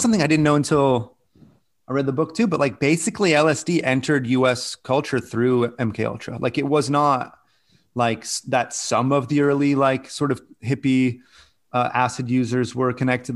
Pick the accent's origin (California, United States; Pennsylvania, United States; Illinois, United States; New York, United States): California, United States; I'm from California